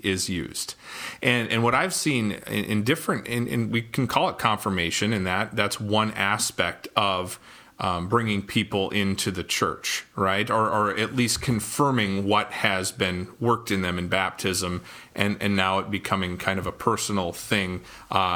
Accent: North Dakota, United States; I grew up in North Dakota

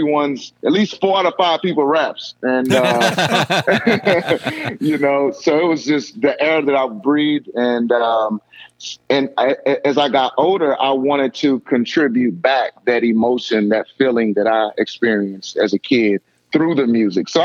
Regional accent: St. Louis, Missouri, United States; So I am from St. Louis, Missouri, born and raised. I grew up in the inner city

